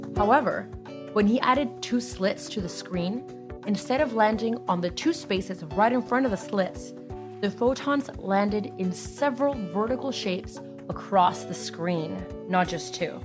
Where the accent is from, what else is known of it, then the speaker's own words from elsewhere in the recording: United States; Growing up in the United States